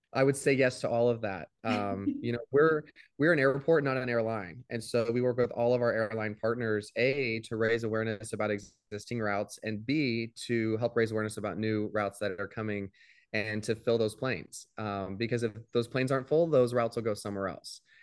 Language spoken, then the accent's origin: English; Midwest, United States; now in Tampa, United States; grew up in the Midwest